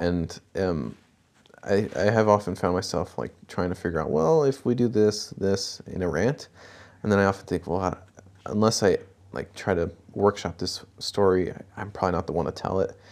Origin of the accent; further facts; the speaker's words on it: Kent, Washington, United States; also born or lived in El Paso, Texas / Newberg, Oregon; my immediate family moved to Washington and stayed in Kent for most of the time